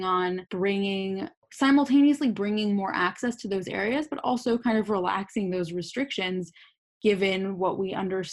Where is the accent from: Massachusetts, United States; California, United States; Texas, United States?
Massachusetts, United States; Boston; I'm from Boston